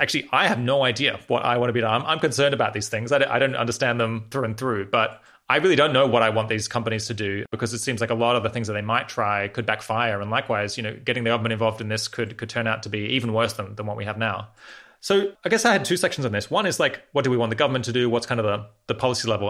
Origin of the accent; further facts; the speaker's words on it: Australia; moved away; I'm originally from Australia.